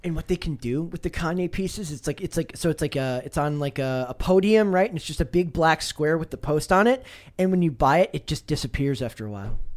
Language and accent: English; Midwest, United States; I grew up in the Midwest, uh, in the nineties